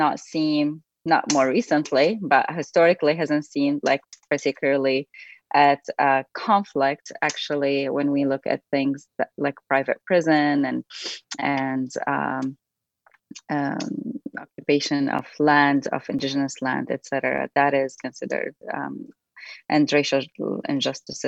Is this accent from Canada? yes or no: no; Damascus, Damascus Governorate, Syria; now in United States; I was born and raised in Damascus, Syria, and came to the United States in 2002 as an immigrant.